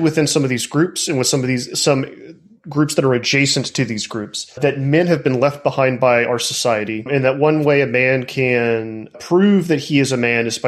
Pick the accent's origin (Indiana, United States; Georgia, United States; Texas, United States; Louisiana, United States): Texas, United States; now in South Carolina, United States; I'm from Texas.